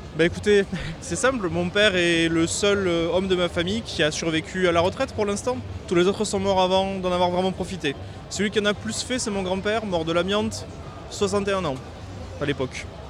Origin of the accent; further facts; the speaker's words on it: United States; French is a second language; now in France; je viens des États-Unis